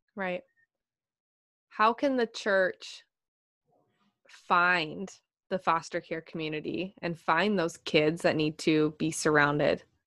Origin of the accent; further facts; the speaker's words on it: Minnesota, United States; I just love meeting fellow Minnesotans